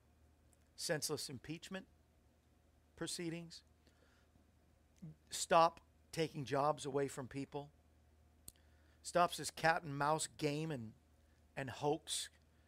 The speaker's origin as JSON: {"language": "English", "region": "Florida", "country": "United States", "tie": "born or raised there", "moved": "yes", "lives_now": "Tennessee, United States", "said": "I grew up in Florida"}